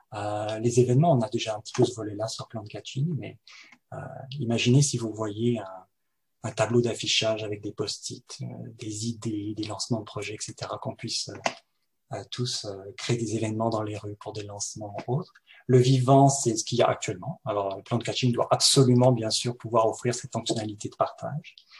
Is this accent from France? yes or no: yes; France; now in Montreal, Canada; je suis français, je viens de France